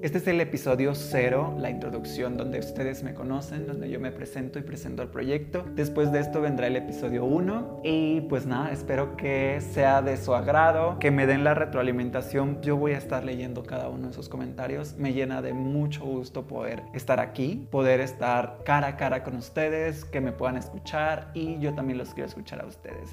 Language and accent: Spanish; Tuxtla Gutiérrez, Chiapas, Mexico; soy originario de Chiapas, de Tuxtla Gutiérrez, la capital del estado